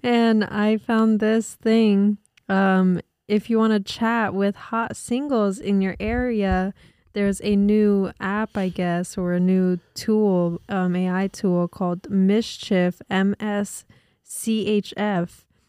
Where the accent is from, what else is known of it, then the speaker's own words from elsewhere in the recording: New Jersey, United States; we're from Jersey